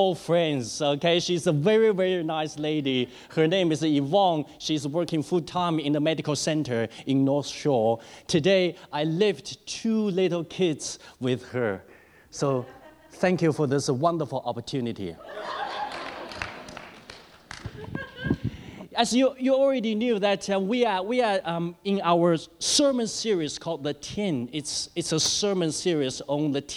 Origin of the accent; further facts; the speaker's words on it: China; moved away; As I grew up in China